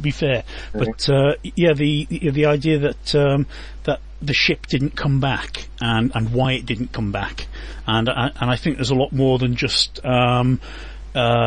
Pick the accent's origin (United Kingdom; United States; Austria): United Kingdom; Being a Brit